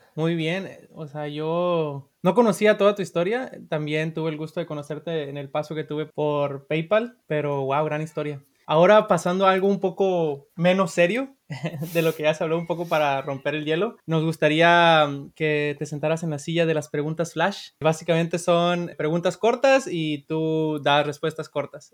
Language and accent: Spanish; Sinaloa, Mexico; yo soy de Sinaloa.